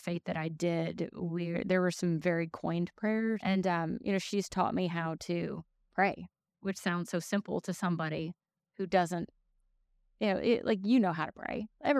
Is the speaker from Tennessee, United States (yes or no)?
yes; Tennessee, United States; also born or lived in Chicago; I was born in Chicago, but I was raised here in Middle Tennessee.